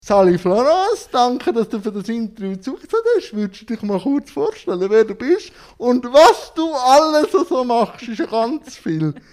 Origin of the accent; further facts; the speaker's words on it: Switzerland; bei uns in der Schweiz